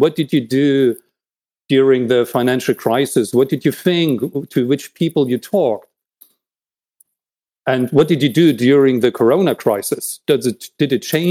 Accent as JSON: {"language": "English", "region": "East Germany", "country": "Germany", "tie": "born or raised there", "said": "I was born in East Germany"}